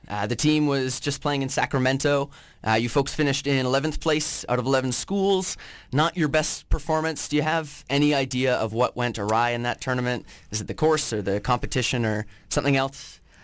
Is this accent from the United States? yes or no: no; Vancouver Island, British Columbia, Canada; You were playing in my hometown.